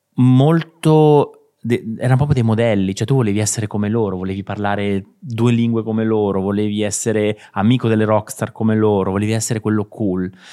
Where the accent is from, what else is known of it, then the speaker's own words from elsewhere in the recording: Chiaravalle, Marche, Italy; marchigiano, nato in un piccolissimo paesino di provincia che si chiama Chiaravalle, in provincia di Ancona